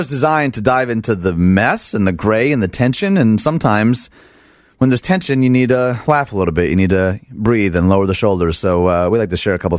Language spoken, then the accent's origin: English; Detroit, Michigan, United States; I'm from Detroit, Michigan